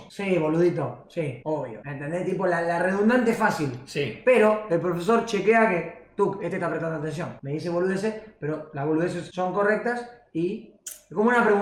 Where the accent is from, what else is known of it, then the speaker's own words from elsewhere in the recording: La Plata, Buenos Aires Province, Argentina; Soy de La Plata y no es así.